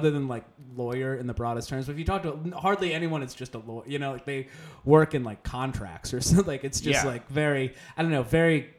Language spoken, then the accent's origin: English; West Chester, Pennsylvania, United States; moved away as an adult; also born or lived in Philadelphia, Pennsylvania; Westchester, Pennsylvania is suburban Philadelphia